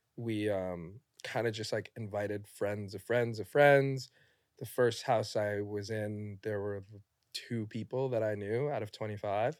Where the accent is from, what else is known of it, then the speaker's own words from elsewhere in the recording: New York City, New York, United States; I'm from New York, born